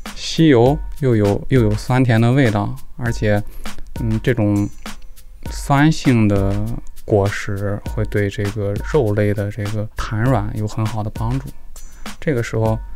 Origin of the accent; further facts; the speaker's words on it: Jinan, Shandong, China; 今年二十九岁，现在是美院的研究生。因为我是山东人，山东济南的，但是我们家除了我就没有济南人。我爸是湖北黄石的，我妈是青岛的